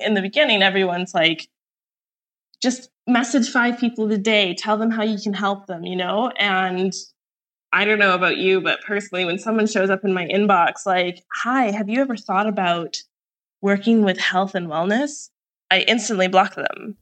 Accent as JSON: {"language": "English", "country": "Canada", "moved": "as an adult", "lives_now": "Puerto Escondido, Mexico", "said": "I'm originally from Canada"}